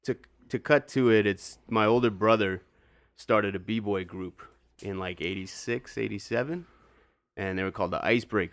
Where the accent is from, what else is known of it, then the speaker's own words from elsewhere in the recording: Churchill, Manitoba, Canada; also born or lived in West Coast; Born on the West Coast, but Churchill is all I know, all I remember.